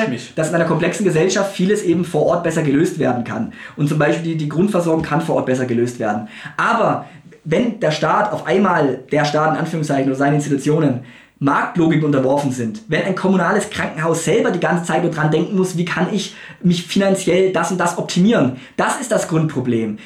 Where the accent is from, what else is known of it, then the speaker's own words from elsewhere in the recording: Germany; als Deutsche oder als Mitteleuropäer